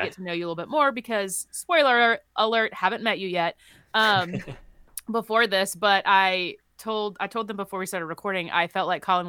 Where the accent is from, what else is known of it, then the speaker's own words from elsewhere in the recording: Charleston, United States; moved away; growing up in Charleston